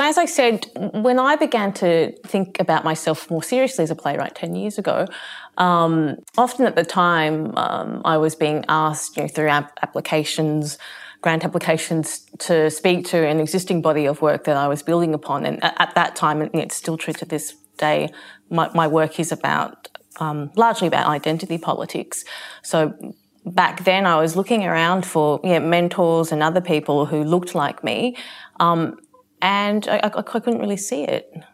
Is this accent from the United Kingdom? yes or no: no; Australia; I describe myself as being Asian Australian